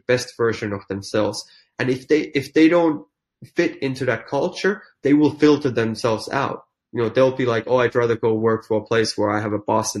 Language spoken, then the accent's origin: English; Finland; English is a second language; moved away as an adult; also born or lived in London / New York; I'm a small town Finnish boy, but I left Finland back in 1995